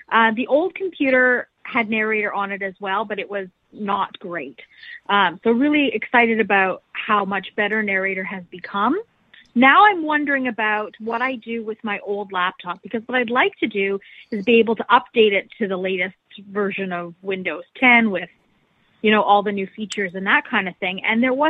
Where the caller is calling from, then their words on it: Canada; I'm calling from Canada